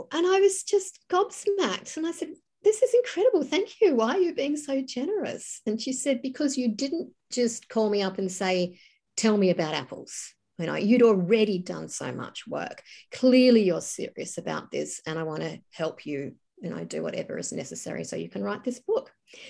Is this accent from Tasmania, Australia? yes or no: yes; Tasmania, Australia; growing up in Tassie, and you would go out, we used to go for Sunday drives when I was a kid